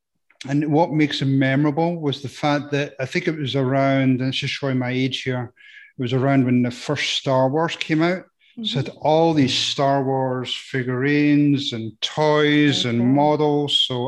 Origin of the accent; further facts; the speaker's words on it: Scotland, United Kingdom; I am. I was going to try and put people off and say I'm from Nebraska, but I think they would find out quick enough.